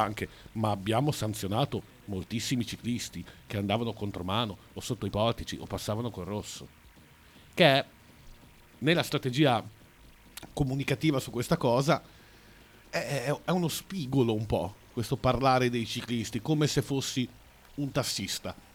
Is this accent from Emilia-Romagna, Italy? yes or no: yes; Bologna, Emilia-Romagna, Italy; Sono della Pescarola, che è ancora dopo.